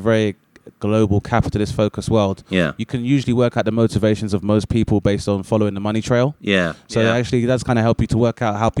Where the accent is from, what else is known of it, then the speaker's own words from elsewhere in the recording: London, United Kingdom; I was 15, and I'm from Southeast London